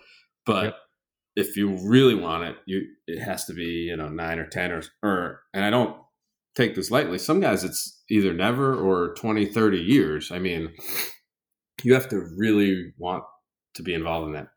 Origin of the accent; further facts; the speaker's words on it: Boston, Massachusetts, United States; moved away; growing up in Boston, I was very fortunate.